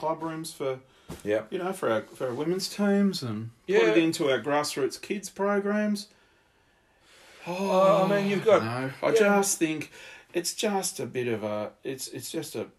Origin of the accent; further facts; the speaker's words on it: Ballarat, Victoria, Australia; I grew up in Ballarat